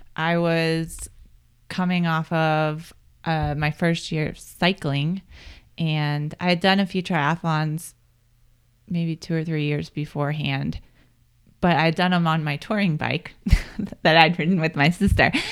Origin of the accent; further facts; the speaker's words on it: Pennsylvania, United States; moved away as an adult; also born or lived in Colorado Springs; now in Boulder, United States; I grew up in Pennsylvania, and I moved here in two thousand ten